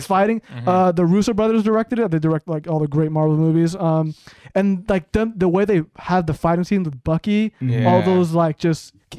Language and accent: English; Bay Area, California, United States; We're from the Bay Area.